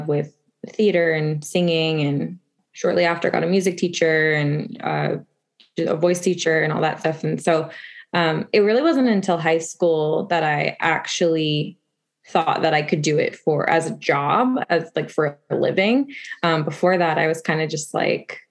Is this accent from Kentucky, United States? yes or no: no; Las Vegas, Nevada, United States; I got it in my hometown